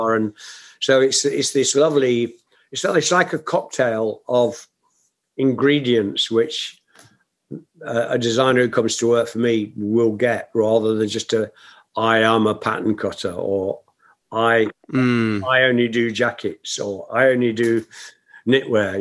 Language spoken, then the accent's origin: English; Nottingham, East Midlands, United Kingdom; my hometown of Nottingham